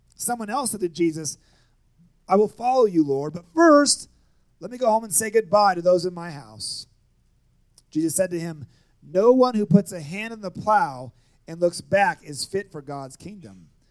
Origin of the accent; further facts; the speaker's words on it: Seattle, Washington, United States; moved away as an adult; also born or lived in Nampa, Idaho / Kansas City; I grew up in Seattle.